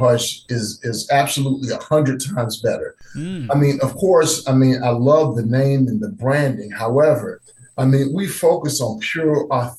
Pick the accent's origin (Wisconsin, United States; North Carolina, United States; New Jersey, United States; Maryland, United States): North Carolina, United States; And I'm actually from North Carolina.